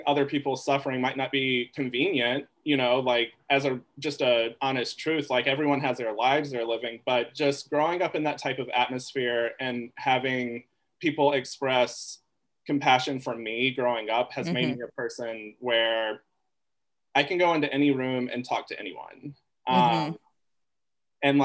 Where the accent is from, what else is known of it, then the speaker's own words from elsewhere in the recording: the South, United States; when people ask me about growing up in the South, like, Black women, whether they be older or people in high school, like, that's where I found a soft spot growing up and being different.